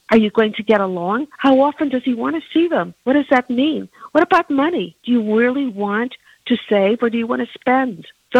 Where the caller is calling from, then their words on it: New Jersey, United States; I'm calling from New Jersey